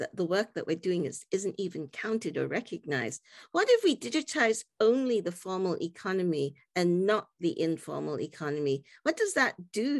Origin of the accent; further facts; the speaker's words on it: Singapore; I grew up in Singapore